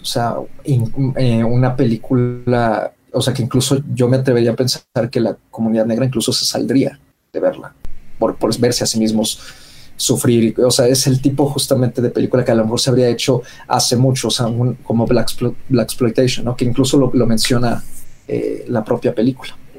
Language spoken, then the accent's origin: Spanish; Mexico; nosotros como público mexicano